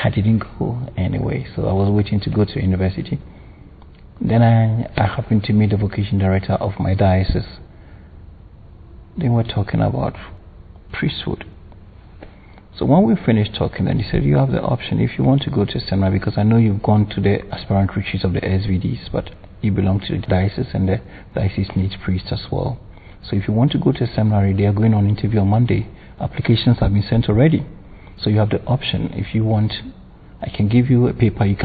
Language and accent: English; Ghana; I was born in Ghana